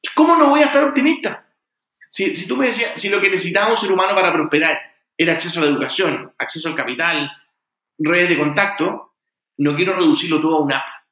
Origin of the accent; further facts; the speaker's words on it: Chile; also born or lived in United States; yo soy primera generación, yo nací en Estados Unidos, soy primera generación en Chile